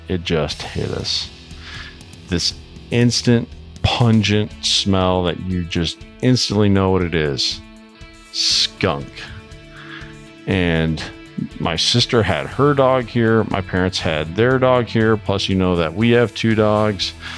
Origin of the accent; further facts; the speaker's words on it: Iowa, United States; representing my home state here, Iowa